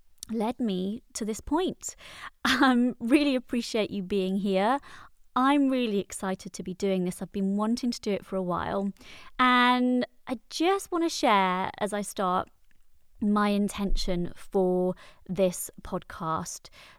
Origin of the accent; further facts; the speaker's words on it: Wales, United Kingdom; People often tell me I don't sound Welsh, even though I am from Wales, but I think it came out then.